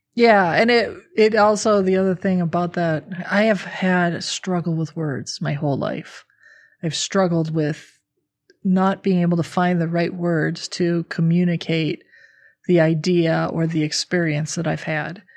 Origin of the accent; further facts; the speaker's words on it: Midwestern America, United States; I grew up in a, you know, Midwestern American middle income family